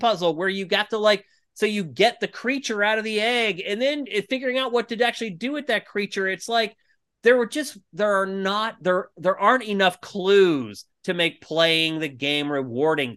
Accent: Los Angeles, California, United States; they found out we're from L

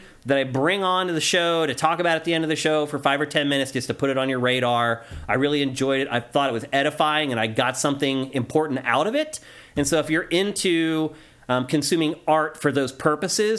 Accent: Carlisle, Pennsylvania, United States; moved away; my hometown of Carlisle, PA

